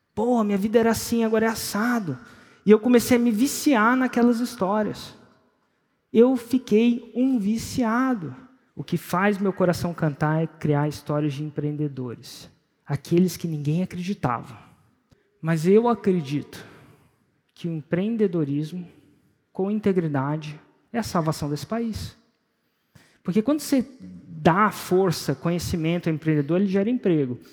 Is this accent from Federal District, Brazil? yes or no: yes; Brasília, Federal District, Brazil; Eu nasci em Brasília, 1977